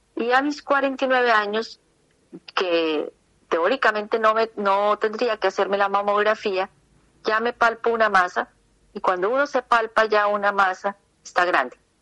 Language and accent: Spanish; Bucaramanga, Santander, Colombia; yo nací en Bucaramanga